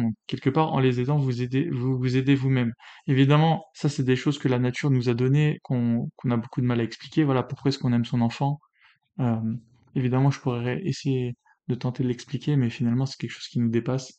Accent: France; je suis né en France, patrie des Lumières

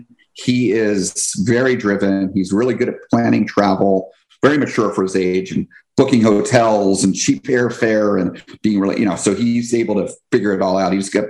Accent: New Jersey, United States; also born or lived in Washington; now in Florida, United States; But, you know, certainly for me, I grew up on the East Coast. And for me, 4 years old, that was me living in New Jersey.

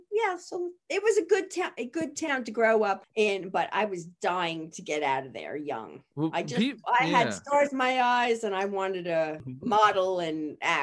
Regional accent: Massapequa Park, New York, United States; moved away; So I grew up on the South Shore. It's mm-hmm. a little town, Massapequa Park.

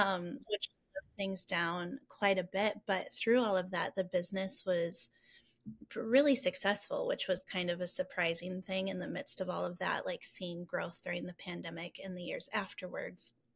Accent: Rockford, Illinois, United States; I'm from Rockford. I love our community

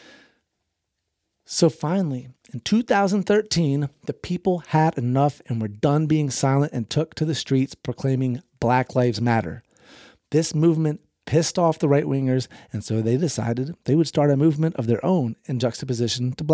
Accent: the South, United States; I grew up in the South

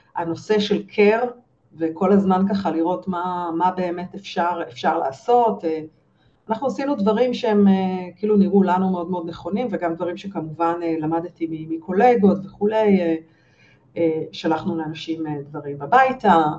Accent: Israel; אנחנו כישראלים

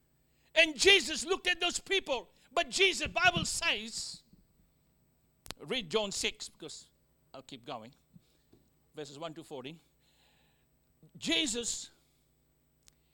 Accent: Australia; accent: Australian; also born or lived in Fiji; my Australian accent

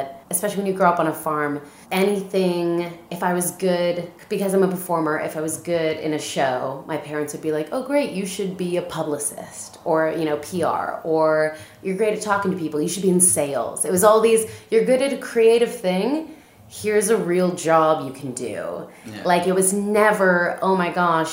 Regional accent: Southern Ontario, Canada; moved away as an adult; now in Scotland, United Kingdom; I grew up in Southern Ontario, like I said, on a goat farm

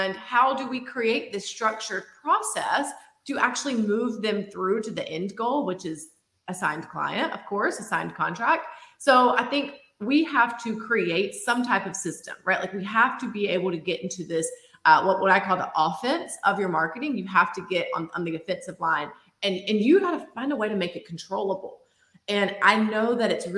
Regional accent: Georgia, United States; moved away as an adult; now in Florida, United States; I moved from Georgia, actually. You will probably hear that in the accent

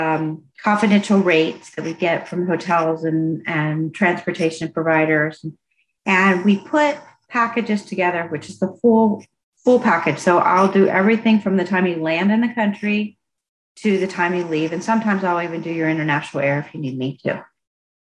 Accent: United States; also born or lived in Indiana / Alabama; I grew up in Indiana and Alabama, and that's all I knew.

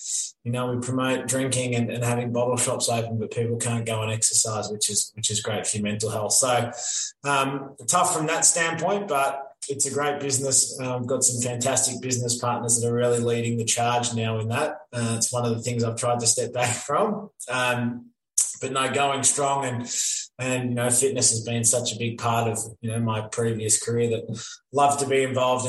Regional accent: Melbourne, Victoria, Australia; now in Creswick, Australia; growing up in Box Hill, we used to have Wattle Park Squash Club

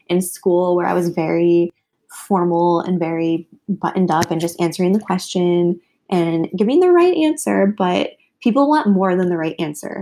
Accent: Midwest, United States; I was raised in the Midwest

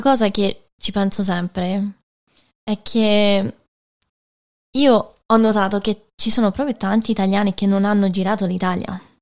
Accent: Michigan, United States; moved away as an adult; now in Rome, Italy; ero nata e cresciuta negli Stati Uniti

